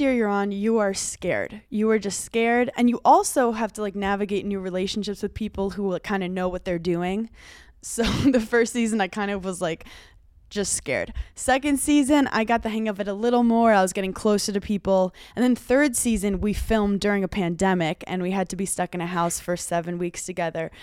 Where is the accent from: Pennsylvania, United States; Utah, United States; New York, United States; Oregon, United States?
New York, United States; New York City; moved away; I'm from Brooklyn, and I'm, like, Italian